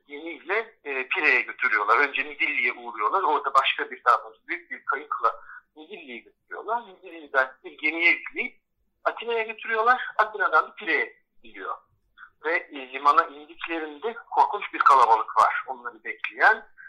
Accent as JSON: {"language": "Turkish", "town": "Bozcaada", "region": "Çanakkale", "country": "Turkey", "said": "bizim aile eski adalıların yeni olanlarından bile sayılabilir. Çünkü bizim adaya gelişimiz 1700'lerin sonuyla 1800'lerin başı arasında gerçekleşiyor"}